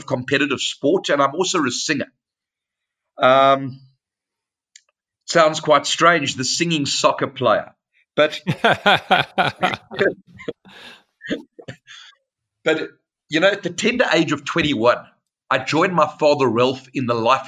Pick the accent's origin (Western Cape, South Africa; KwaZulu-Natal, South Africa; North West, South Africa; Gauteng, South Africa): Western Cape, South Africa; Cape Town; I was born in Cape Town, which is the most beautiful city, the southern tip of South Africa